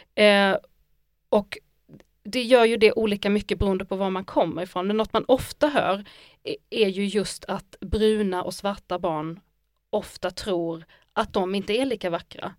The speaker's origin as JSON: {"language": "Swedish", "region": "Skåne", "country": "Sweden", "said": "jag är ju också skånsk och massa saker, men jag är också arab"}